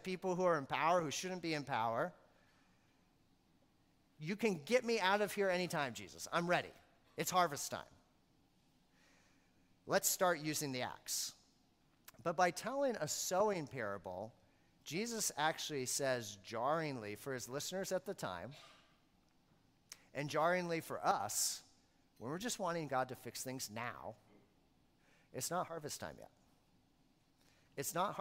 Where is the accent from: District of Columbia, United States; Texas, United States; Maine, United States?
Maine, United States; I grew up in Maine